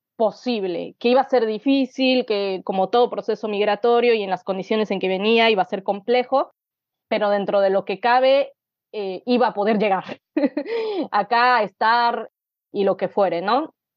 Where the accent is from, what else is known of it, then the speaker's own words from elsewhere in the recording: Mexico City, Mexico; moved away as an adult; now in Buenos Aires, Argentina; nací en Ciudad de México en 1989, Eh, y viví ahí hasta los 26 años, que me vine a vivir a Buenos Aires.